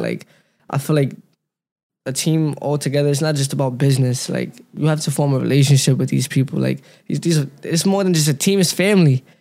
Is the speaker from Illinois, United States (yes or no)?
no; New York City, New York, United States; also born or lived in Pennsylvania; I grew up in Brooklyn